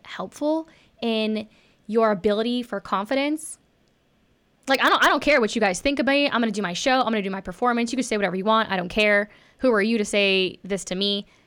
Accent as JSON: {"language": "English", "region": "Texas", "country": "United States", "tie": "born or raised there", "said": "I grew up in Texas"}